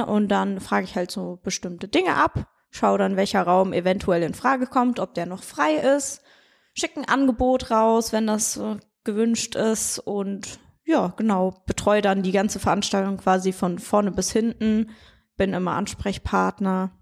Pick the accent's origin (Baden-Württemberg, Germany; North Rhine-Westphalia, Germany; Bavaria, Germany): North Rhine-Westphalia, Germany; Siegen; also born or lived in near Osnabrück, Lower Saxony / Switzerland; geboren bin ich in der Nähe von Osnabrück und äh, dann sind wir für ein paar Jahre in die Schweiz gezogen und seit der Grundschule bin ich dann äh, ja, in Kreuzer beziehungsweise Siegen gewesen